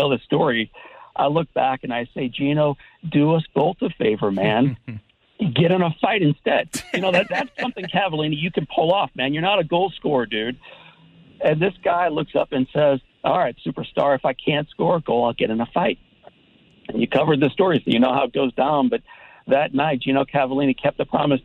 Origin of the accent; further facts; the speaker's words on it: St. Louis, Missouri, United States; when I was a kid myself growing up in St. Louis